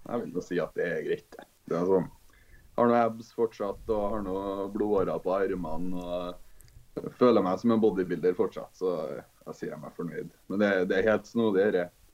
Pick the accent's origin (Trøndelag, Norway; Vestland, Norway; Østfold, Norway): Trøndelag, Norway; Trondheim; Jeg kommer fra Trondheim.